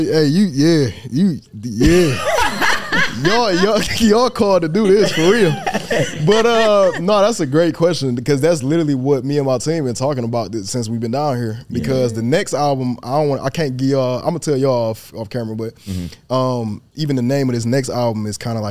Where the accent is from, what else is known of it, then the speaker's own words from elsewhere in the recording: Detroit, Michigan, United States; I'm from Detroit. I'm a stand on business. I'm a put on for the city.